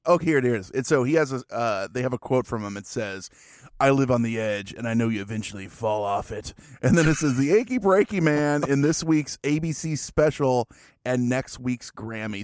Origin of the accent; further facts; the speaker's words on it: Springfield, Illinois, United States; my hometown of Springfield, Illinois